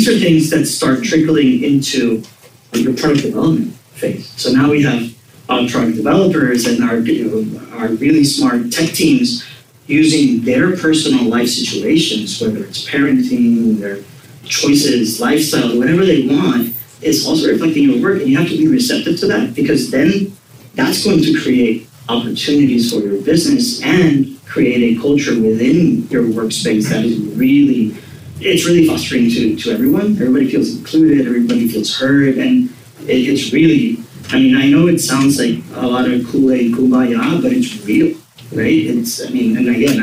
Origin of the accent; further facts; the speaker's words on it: Puerto Rico; I'm born and raised in Puerto Rico. I went to law school in Puerto Rico